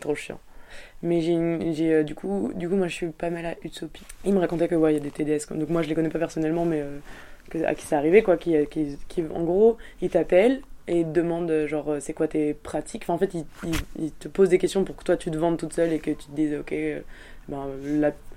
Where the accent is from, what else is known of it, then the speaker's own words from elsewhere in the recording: France; now in Belgium; je suis française